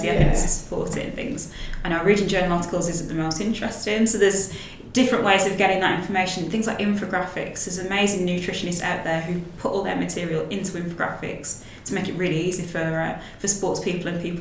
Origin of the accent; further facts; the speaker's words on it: Willenhall, West Midlands, United Kingdom; accent: Black Country (yam yam); So I'm from the West Midlands, a little town called Willenhall, and technically the area that I'm from is called Black Country. And people from that area are typically called yam yams because of the accent.